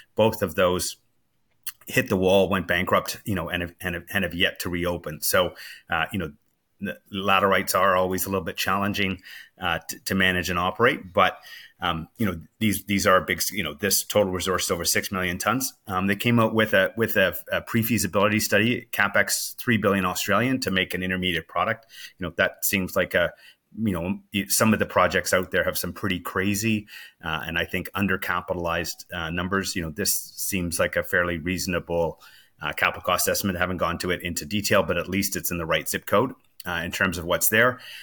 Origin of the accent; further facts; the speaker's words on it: Canada; as a Canadian